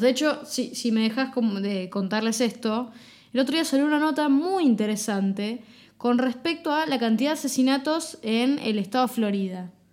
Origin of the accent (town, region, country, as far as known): Argentina